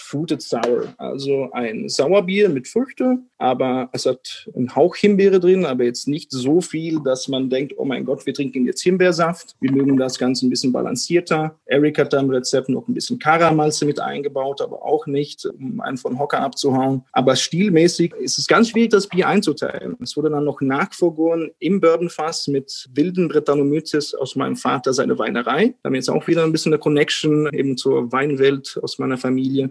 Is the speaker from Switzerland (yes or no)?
yes; Italian-speaking Switzerland, Switzerland; moved away as an adult; now in Berlin, Germany; Ich bin gebürtiger Doppelbürger Belgien und Schweiz, bin in der italienischen Schweiz aufgewachsen und bin 2013 nach Berlin gezogen, wo ich jetzt immer noch lebe